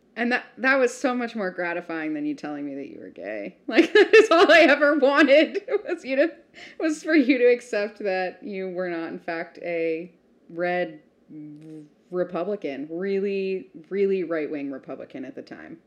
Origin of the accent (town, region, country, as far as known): United States